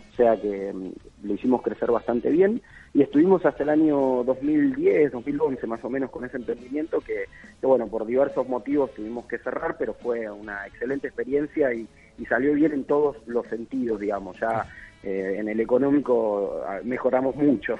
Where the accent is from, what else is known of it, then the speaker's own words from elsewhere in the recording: Rosario, Santa Fe, Argentina; moved away; also born or lived in Buenos Aires; Yo soy rosarino, pero viví mucho tiempo afuera y poder volver ahora a Rosario